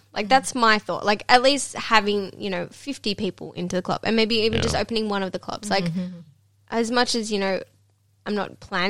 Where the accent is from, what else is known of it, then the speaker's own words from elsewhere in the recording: Sydney, New South Wales, Australia; I'm from the inner west.